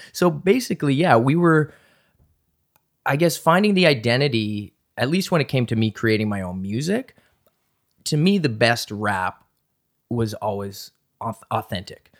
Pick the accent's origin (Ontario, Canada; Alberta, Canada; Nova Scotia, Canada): Nova Scotia, Canada; Halifax; moved away as an adult; also born or lived in Toronto; I grew up in Halifax, and I was kind of back and forth between Halifax and Toronto